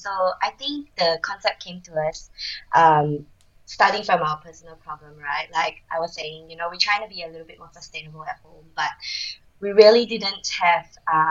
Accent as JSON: {"language": "English", "country": "Malaysia", "tie": "born or raised there", "moved": "as an adult", "lives_now": "Australia", "said": "we are both from Malaysia. So we grew up in Malaysia and we came to Australia back in 2008."}